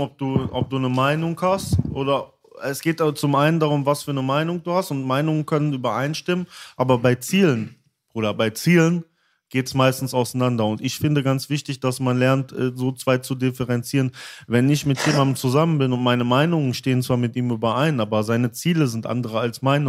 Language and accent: German; Altena, North Rhine-Westphalia, Germany; also born or lived in Dortmund; eine kleinere Stadt wieder, ne? Da, äh, wo ich zum Teil auch aufgewachsen bin